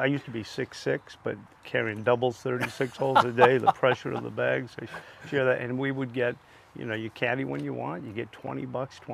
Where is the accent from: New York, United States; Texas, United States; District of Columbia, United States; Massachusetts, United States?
Massachusetts, United States; Boston; When I grew up in Boston, and when you grow up in Boston, you start early